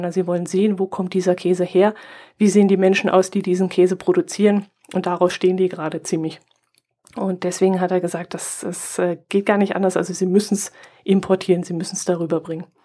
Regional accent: Bavaria, Germany; Der ist ja bei uns im Allgäu erfunden worden.

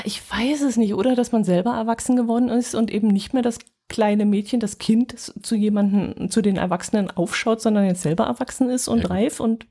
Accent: Northern Germany, Germany; aus dem Norden

